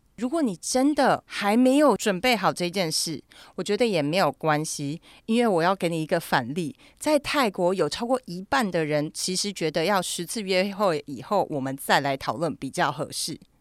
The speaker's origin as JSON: {"language": "Chinese", "country": "Taiwan", "said": "我觉得这个可能是我们台湾人比较缺的"}